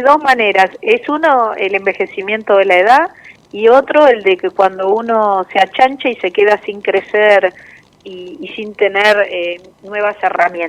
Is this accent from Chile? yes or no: no; Argentina; como los argentinos sabemos